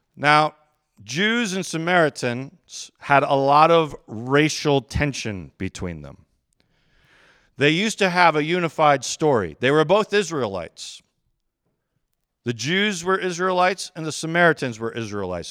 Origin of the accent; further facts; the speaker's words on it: Westland, Michigan, United States; also born or lived in Chelsea, Michigan; I grew up in Westland, which is, like, suburbs of Detroit area.